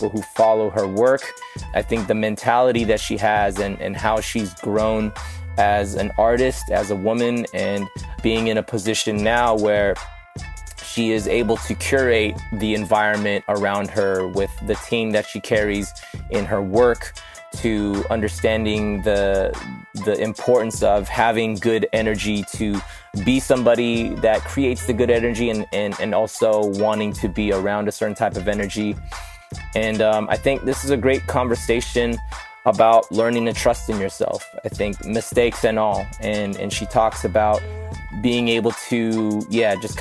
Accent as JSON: {"language": "English", "town": "Los Angeles", "region": "California", "country": "United States", "tie": "born or raised there", "said": "I grew up in Northridge"}